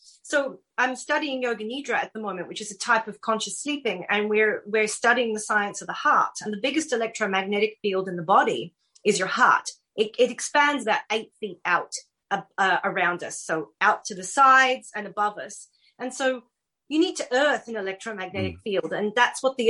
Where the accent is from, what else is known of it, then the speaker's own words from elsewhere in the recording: Brisbane, Queensland, Australia; moved away; So I was born and reared in Australia. I grew up in Brisbane in the subtropics.